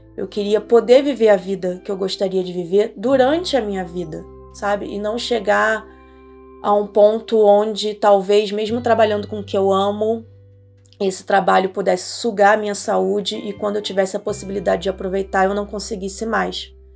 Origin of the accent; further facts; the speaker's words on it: Rio de Janeiro, Brazil; moved away as an adult; now in Nova Friburgo, Brazil; Eu nasci no Rio, no Rio de Janeiro, e em 2020 eu tomei a decisão de me mudar para o interior, fugir para as montanhas, vim para Nova Friburgo